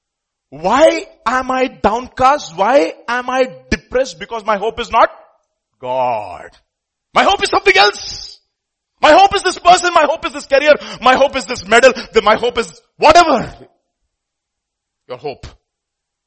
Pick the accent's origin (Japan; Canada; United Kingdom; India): India; we are Indian